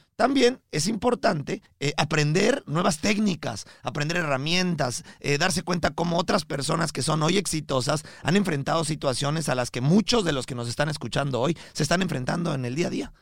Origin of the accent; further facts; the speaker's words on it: Mexico; now in Miami, United States; vivimos aquí en Miami, transmitimos desde Miami, pero somos mexicanos